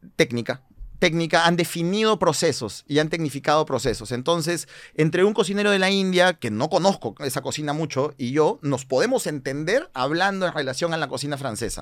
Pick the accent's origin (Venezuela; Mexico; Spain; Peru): Peru; nosotros como peruanos